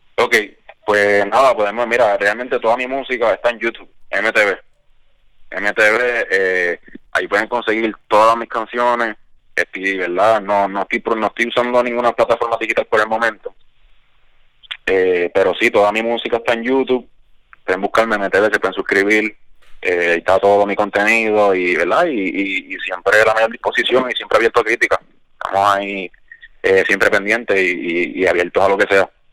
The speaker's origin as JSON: {"language": "Spanish", "town": "Isabela", "country": "Puerto Rico", "tie": "born or raised there", "said": "Isabela, que es mi pueblo"}